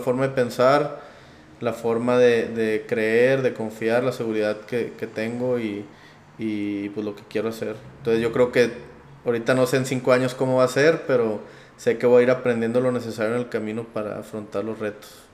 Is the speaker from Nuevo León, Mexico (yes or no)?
yes; Monterrey, Nuevo León, Mexico; also born or lived in Piedras Negras, Coahuila; nací aquí en Piedras, Piedras Negras, eh, toda mi vida, casi toda mi vida, viví en Monterrey